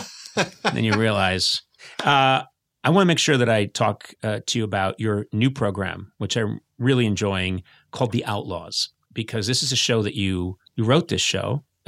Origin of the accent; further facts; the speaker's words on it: United States; I'm an American and a proud American.